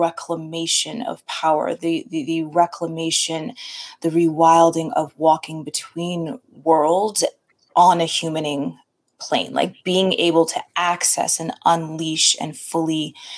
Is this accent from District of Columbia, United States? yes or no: no; Connecticut, United States; also born or lived in California; So I grew up in a variety of places, most of childhood was spent back and forth between Connecticut and California. So very different, full on East Coast, full on West Coast vibes.